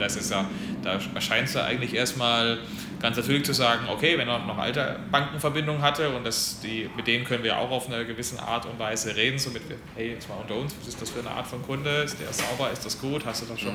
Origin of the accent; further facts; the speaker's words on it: Germany; ich als Deutscher